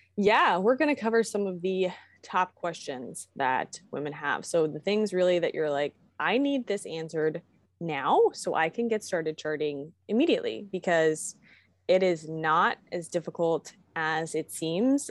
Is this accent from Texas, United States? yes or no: no; Virginia, United States; now in Kentucky, United States; I'm from Virginia